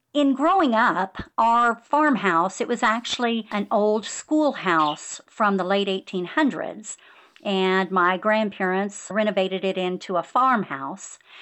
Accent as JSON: {"language": "English", "town": "Bakersfield", "region": "California", "country": "United States", "tie": "born or raised there", "moved": "yes", "lives_now": "Hill Country, Texas, United States", "said": "growing up in the San Joaquin Valley"}